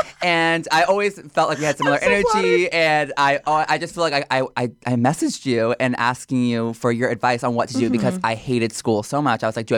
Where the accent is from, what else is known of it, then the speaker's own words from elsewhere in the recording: Houston, Texas, United States; now in New York, United States; I am from Houston, Texas, mm-hmm. born and raised, and I moved to New York in August of 2020 mm-hmm. To go to Parsons School of Design.